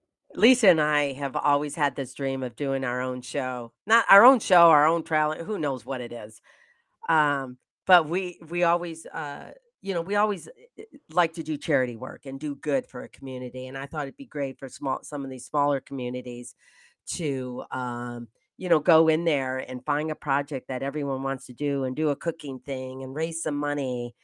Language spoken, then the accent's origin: English; Michigan, United States; So we have Chris from East Lansing, Michigan, my home state.